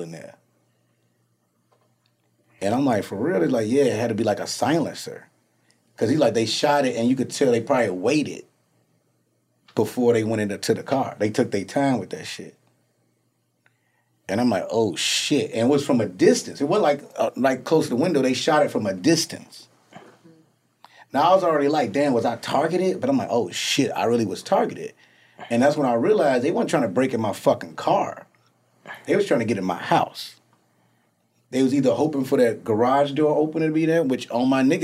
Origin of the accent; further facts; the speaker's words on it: Chicago, Illinois, United States; also born or lived in Atlanta; now in Los Angeles, United States; I'm from Chicago